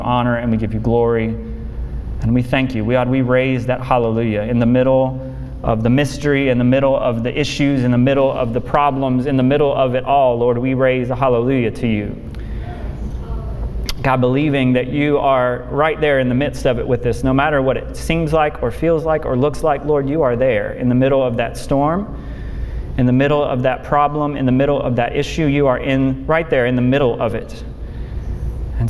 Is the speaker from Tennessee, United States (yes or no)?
yes; Memphis, Tennessee, United States; I grew up in Memphis